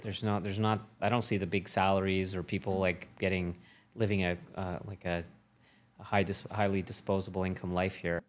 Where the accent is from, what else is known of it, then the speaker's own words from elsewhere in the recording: Canada; As a Canadian